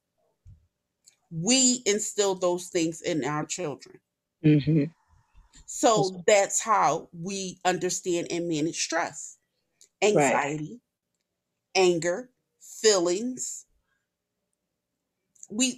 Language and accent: English; Philadelphia, Pennsylvania, United States; I was born and raised in North Philly